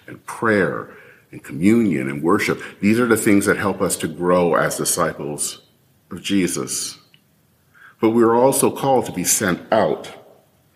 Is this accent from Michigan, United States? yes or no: yes; Michigan, United States; as a kid growing up in Michigan